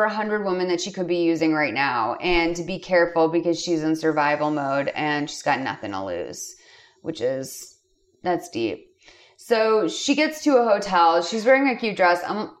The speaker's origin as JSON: {"language": "English", "region": "East Coast", "country": "United States", "said": "I'm from the East Coast"}